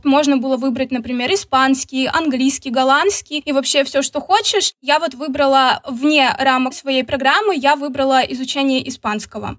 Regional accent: Khabarovsk, Khabarovsk Krai, Russia; moved away as an adult; also born or lived in Saint Petersburg / Tilburg, Netherlands; now in Georgia; Вообще я родом из Хабаровска

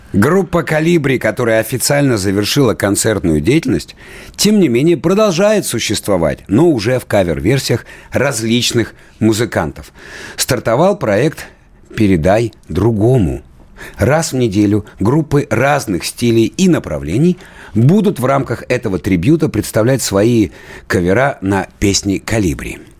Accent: Krasnoyarsk, Krasnoyarsk Krai, Russia; Я что же родом из Красноярска

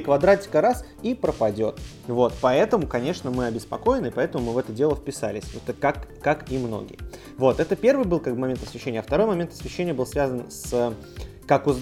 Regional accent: Saint Petersburg, Russia; мы питерцы

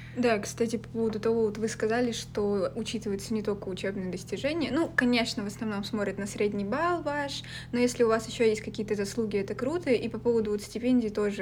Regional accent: Vyborg, Leningrad Oblast, Russia; я из Выборга

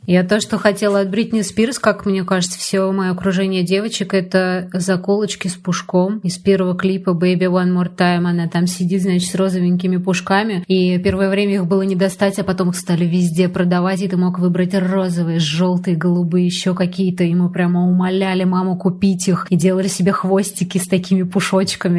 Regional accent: Moscow, Russia; also born or lived in Balashikha, Moscow Oblast; я росла на Пушкинской и Маяковской

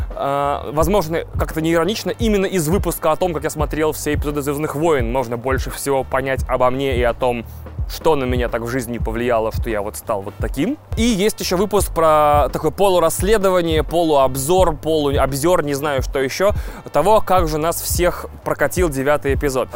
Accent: Russia; also born or lived in Odesa, Ukraine; технически москалем и представителем нации

